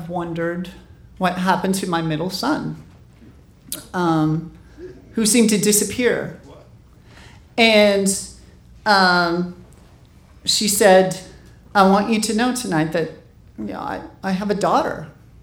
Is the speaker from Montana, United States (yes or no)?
yes; Montana, United States; born or raised there; moved away as an adult; also born or lived in New York / San Francisco